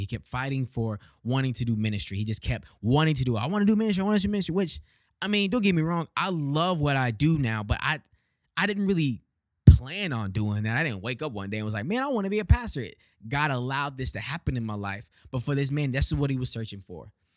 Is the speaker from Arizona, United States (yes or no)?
no; Houston, Texas, United States; moved away as an adult; now in Detroit, United States; Born and raised in Houston, Texas, twenty-seven years old